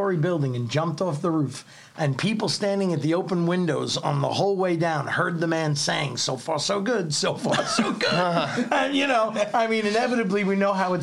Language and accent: English; New York City, New York, United States; moved away as an adult; also born or lived in Wyckoff, New Jersey; I'm a kid from Staten Island.